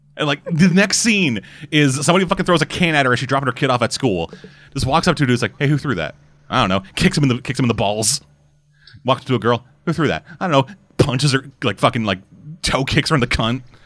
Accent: New York, United States; accent: New York; my New York accent

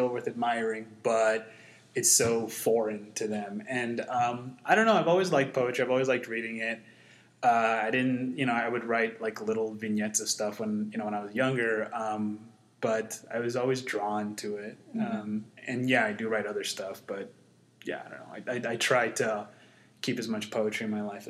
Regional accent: Mesa, Arizona, United States; also born or lived in South America; I was born and raised in Mesa, Washington Escobedo neighborhood

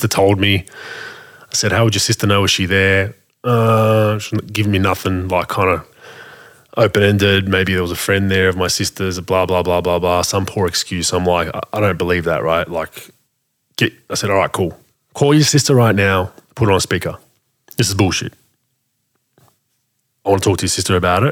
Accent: Australia; we have as Australian people

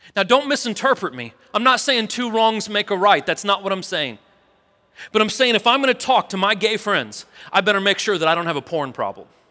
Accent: St. Louis, Missouri, United States; now in Tennessee, United States; I was born in Saint Louis

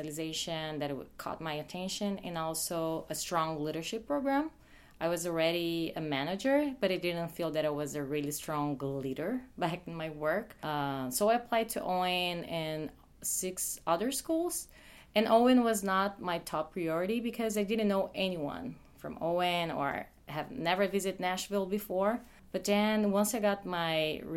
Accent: Brazil; moved away as an adult; now in United States; I'm from Brazil

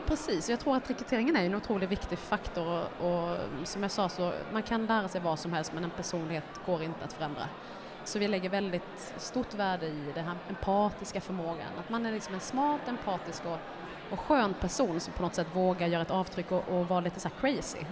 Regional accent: Älmhult, Kronoberg County, Sweden; jag kommer från Älmhult då, jag har ju liksom ja. sprungit på Kampa, det gör alla

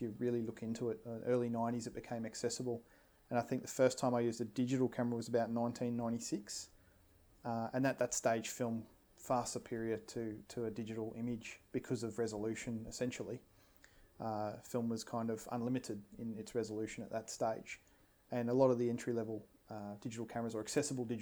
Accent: Brisbane, Queensland, Australia; growing up as an Australian lad in Brisbane

